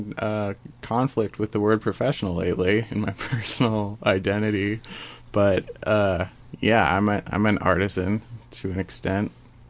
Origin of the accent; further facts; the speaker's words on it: Portland, Oregon, United States; I was born in Portland, Oregon, in 1991